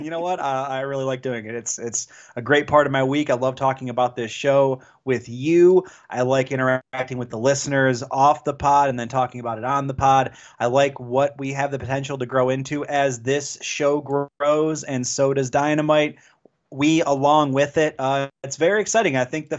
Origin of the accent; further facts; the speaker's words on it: Chicago, Illinois, United States; You know, I attended All In as a Chicagoan.